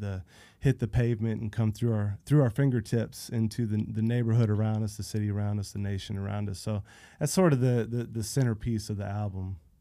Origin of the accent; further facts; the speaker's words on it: Central Florida, United States; I grew up in Central Florida, middle of nowhere